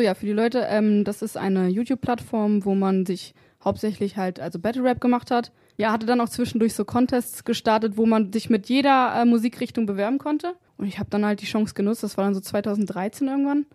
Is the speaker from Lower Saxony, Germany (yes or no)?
yes; Wolfsburg, Lower Saxony, Germany; bei uns in Wolfsburg